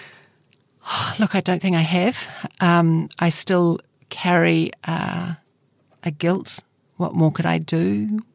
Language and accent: English; Christchurch, Canterbury, New Zealand; Christchurch is my hometown